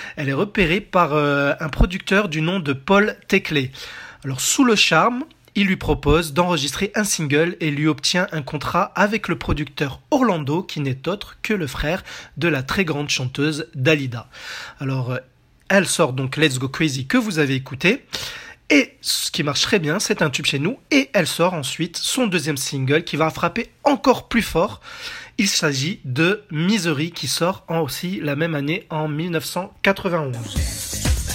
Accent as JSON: {"language": "French", "country": "France", "said": "chez nous en France"}